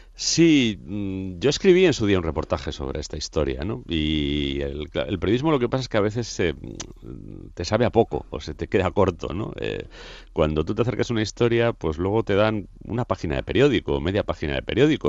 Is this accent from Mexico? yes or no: no; Madrid, Community of Madrid, Spain; en la capital, donde yo nací además, y decidí situar un crimen eh, justo donde yo nací, en el barrio donde yo nací